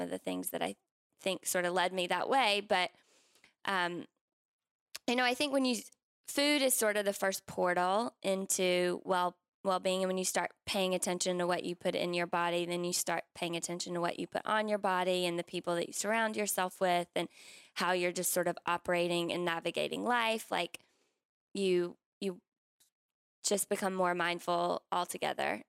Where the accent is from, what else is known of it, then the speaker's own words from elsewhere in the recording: South Carolina, United States; I grew up in South Carolina